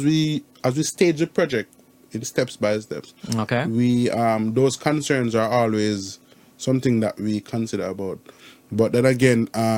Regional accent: Jamaica; I'm from Jamaica

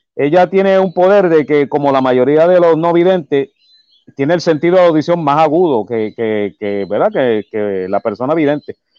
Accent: Humacao, east of Puerto Rico, Puerto Rico; yo soy del pueblo de Humacao, yo soy del área este de Puerto Rico. Eh, ahora mismo, este, pues sí, he, he vivido toda mi, bueno, toda mi vida

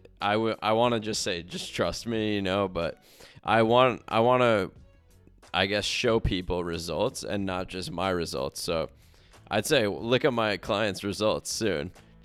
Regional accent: Yorktown, New York, United States; also born or lived in White Plains; Yeah, I'm originally from Yorktown. Born and raised. I guess I was born technically in White Plains Hospital. And then we lived in Yorktown.

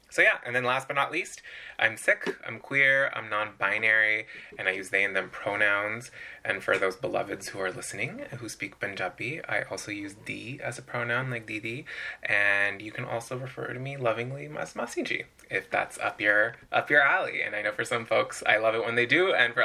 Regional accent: Southern California, United States; moved away as an adult; also born or lived in Michigan; now in Northeast, United States; I grew up in Southern California, spent all of my life in California

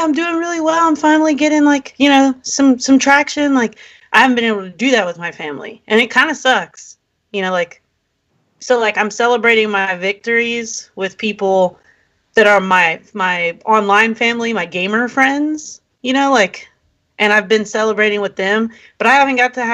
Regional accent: Rockville, Maryland, United States; also born or lived in Washington, D.C.; I'm from Rockville, Maryland.

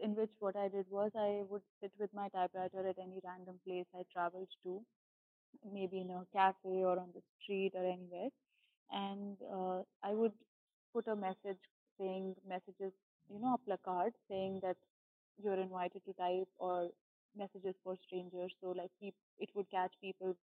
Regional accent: Delhi, India; moved away as an adult; also born or lived in Bangalore / Pondicherry; I am from Delhi originally

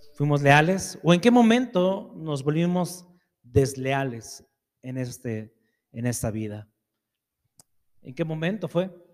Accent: Mexico; soy mexicano

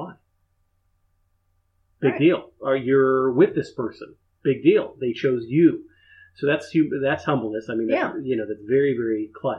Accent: Upper Arlington, Ohio, United States; I grew up in Upper Arlington, and that's where Jack Nicklaus is from.

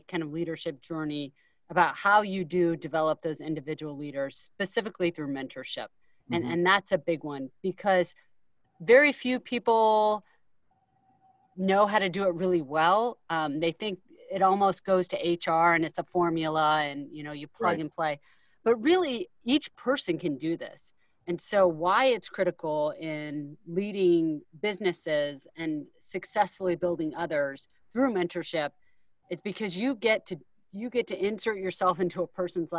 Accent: Iowa, United States; moved away as an adult; growing up in Iowa

